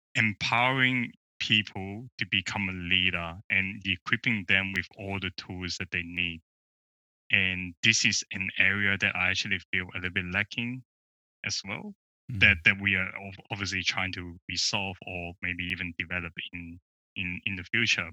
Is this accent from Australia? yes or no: yes; Melbourne, Victoria, Australia; I'm from Melbourne